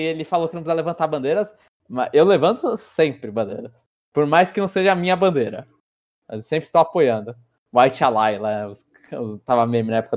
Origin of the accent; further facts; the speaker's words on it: São Paulo, Brazil; Então eu sou paulistano da gema.